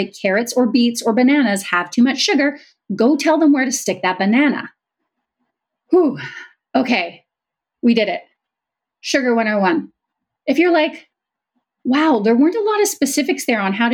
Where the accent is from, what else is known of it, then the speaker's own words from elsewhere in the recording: Canada; I'm Canadian